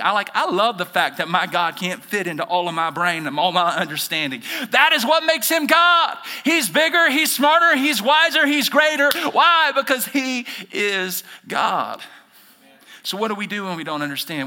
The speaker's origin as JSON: {"language": "English", "region": "Alabama", "country": "United States", "moved": "as an adult", "said": "I'm originally from Alabama"}